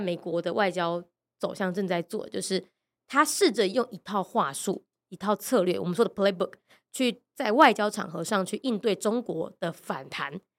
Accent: Taiwan; 记得我是台湾来的。

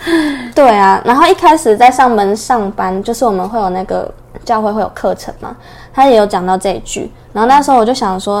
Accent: Taiwan; 很高兴今天能够来到这边

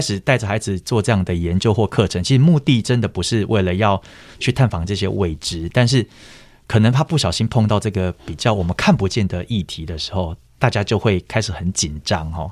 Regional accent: Miaoli County, Taiwan; moved away; also born or lived in Xindian, New Taipei; 我是苗栗人

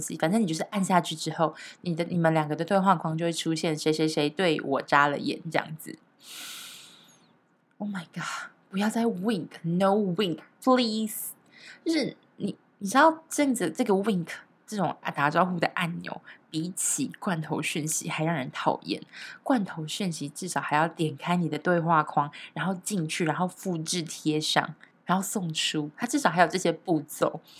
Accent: Taiwan; 其实我台湾人玩的真的比较少，现在也还是啦

